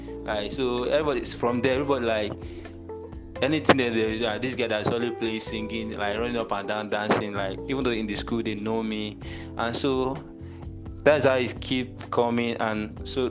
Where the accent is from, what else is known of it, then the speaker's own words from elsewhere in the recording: Nigeria; now in Accra, Ghana; I'm from Nigeria. I reside in Ghana, Accra.